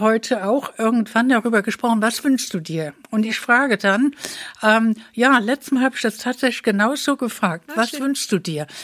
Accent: Trier, Rhineland-Palatinate, Germany; moved away as an adult; also born or lived in Saxony; now in Dresden, Germany; ich bin eine Frau aus Westdeutschland. Ich komme also aus Trier

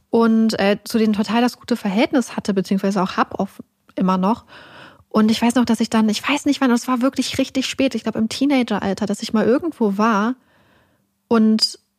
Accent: Denmark; ich komme aus Dänemark, und da gab es dann immer zum Beispiel Pfannekuchen mit Kardamom.

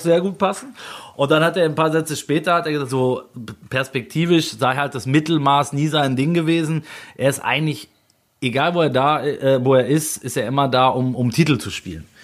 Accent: Germany; also born or lived in Switzerland; ich kam dahin als Deutscher

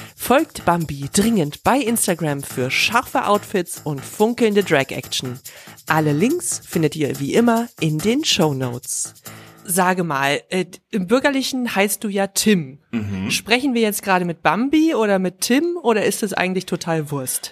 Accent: the West, West Germany, Germany; Ich bin größtenteils im Westen aufgewachsen

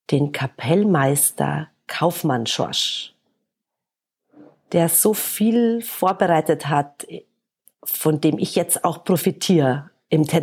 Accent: Munich, Bavaria, Germany; Aber nein, München, weil München ist meine Heimatstadt. Also Minga ist jetzt insgesamt nicht so schön an allen Ecken und Enden.

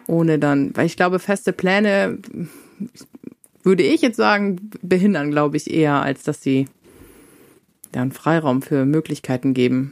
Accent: Northern Germany, Germany; ich komme ganz aus dem Norden

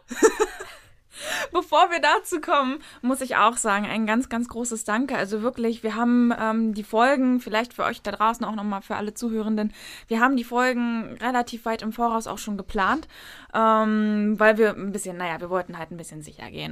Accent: Berlin, Germany; moved away as an adult; also born or lived in northern Germany; als eigentlich gebürtige Berlinerin, auch der bestimmt dritten oder vierten Generation

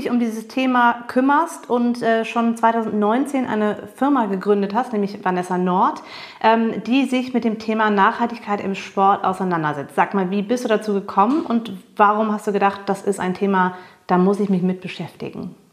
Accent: United States; weil ich schon vor Jahren als Amerikanerin auf diesen ganzen Großveranstaltungen war. Ob das Baseball war oder Football.

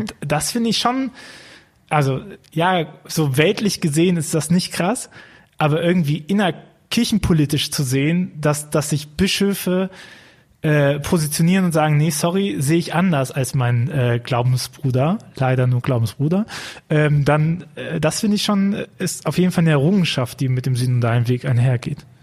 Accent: Archdiocese of Cologne, North Rhine-Westphalia, Germany; ich komme aus dem Erzbistum Köln

